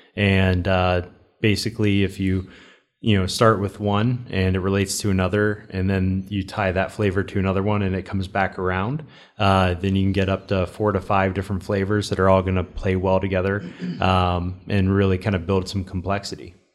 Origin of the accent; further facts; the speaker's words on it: Cincinnati, Ohio, United States; also born or lived in Fort Mitchell, Kentucky; I'm from Cincinnati